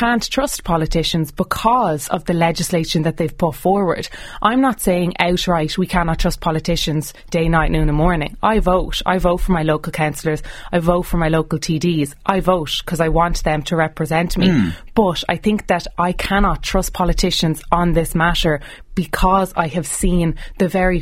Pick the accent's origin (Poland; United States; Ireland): Ireland; as an Irish person